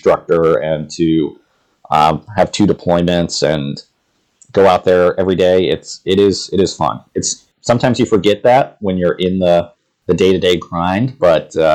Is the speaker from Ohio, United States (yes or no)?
yes; Ohio, United States; moved away as an adult; where I grew up in Ohio